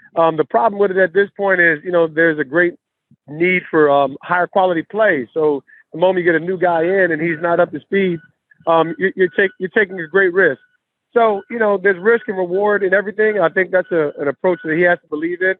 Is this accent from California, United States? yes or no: no; East Orange, New Jersey, United States; when I grew up in East Orange